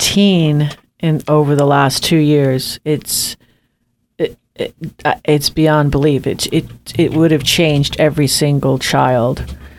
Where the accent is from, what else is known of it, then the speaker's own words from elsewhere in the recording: Rocky Point, New York, United States; I grew up in Rocky Point, and when I used to go to Tides Beach, and I used to look at, oh, there's Connecticut.